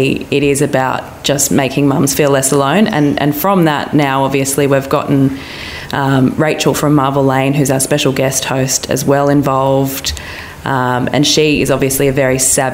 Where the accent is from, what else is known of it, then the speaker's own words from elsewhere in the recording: Mollymook, New South Wales, Australia; now in Sydney, Australia; I grew up in Mollymook on the south coast